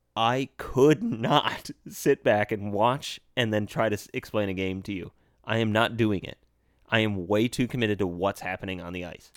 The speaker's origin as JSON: {"language": "English", "country": "United States", "said": "we're American"}